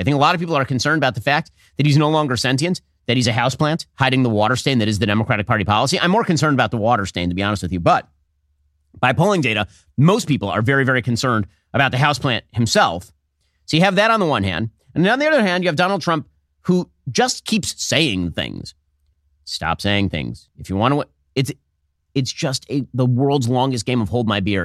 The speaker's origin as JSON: {"language": "English", "country": "United States", "also_born_or_lived": "Florida", "said": "as an American"}